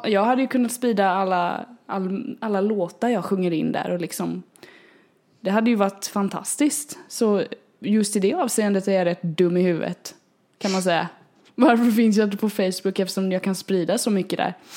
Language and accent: Swedish; Småland, Sweden; accent: småländska; nu låter jag ju som den smålänning jag är